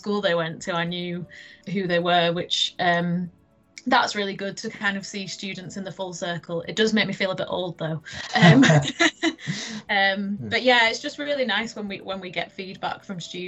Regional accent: Leeds, Yorkshire and the Humber, United Kingdom; I am originally from Leeds, from East Leeds. You can probably tell by my accent

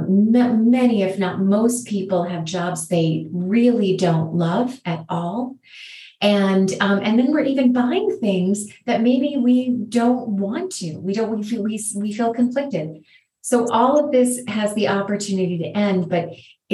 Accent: United States

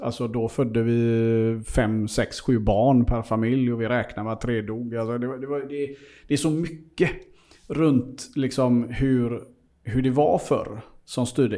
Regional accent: Seychelles; now in Sweden; jag är ju född i Seychellerna och är där väldigt mycket

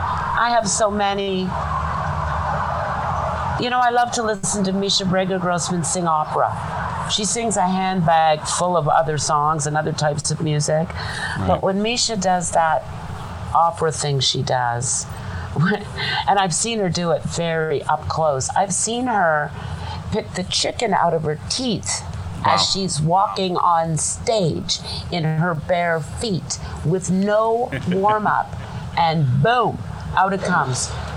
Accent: Toronto, Ontario, Canada; Toronto, Canada.

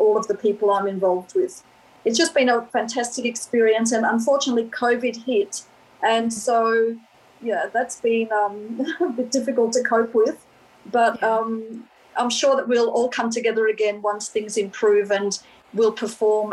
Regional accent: Australia; also born or lived in Melbourne; I'm from Australia. And believe it or not, I am from an Australian family

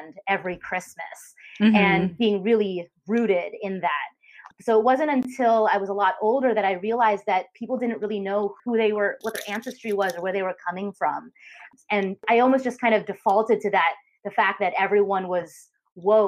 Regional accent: San Francisco Bay Area, California, United States; I grew up in California in the Bay Area

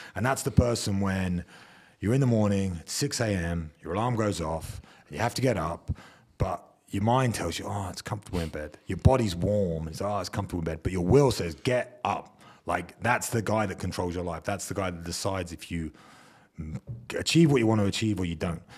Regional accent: England, United Kingdom; as English people

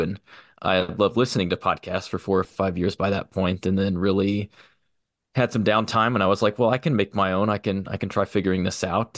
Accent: Liberty, Missouri, United States; also born or lived in Wichita, Kansas; I grew up in Liberty, Missouri, right outside of Kansas City

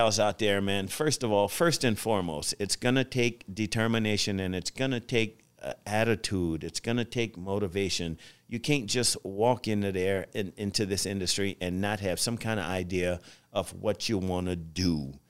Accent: the South, United States; growing up in the South where I grew up from, we didn't have a lot financially

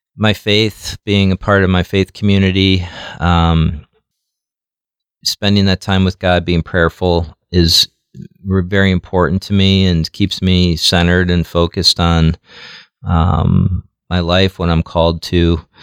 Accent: New York City, New York, United States; now in Omaha, United States; I grew up in Jackson Heights, and it was it was a pretty rough um, community

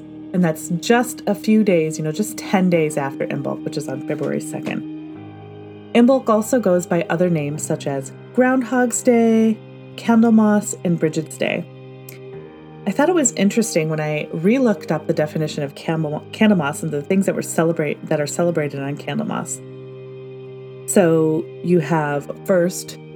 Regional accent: Michigan, United States; moved away as an adult; now in Pacific Northwest, United States; I spent my formative years growing up in Michigan, which has traditional four seasons

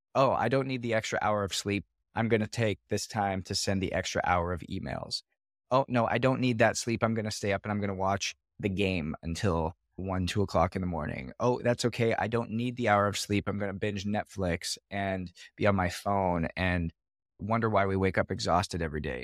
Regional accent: Canada; I was born in Canada

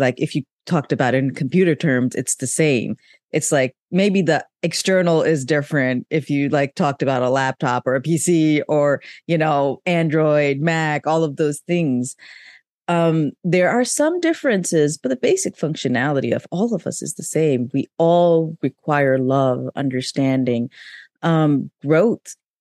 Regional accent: Pakistan; moved away; I grew up in Pakistan

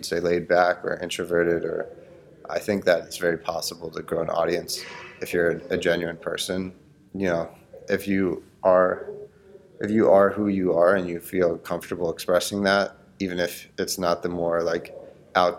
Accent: Cooper City, Florida, United States; I grew up in Cooper City, Florida

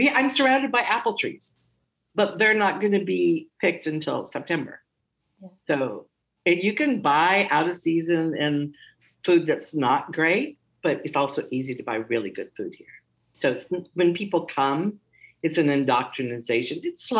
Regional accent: Hawaii, United States; Conversely, growing up in Hawaii, I know what a pineapple tastes like. Yeah. You know, I've never had a pineapple like the pineapples I grew up with.

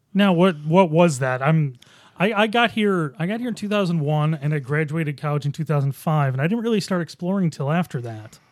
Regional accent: Boston, New York, United States; now in Rochester, United States; I was in scenic Boston, New York

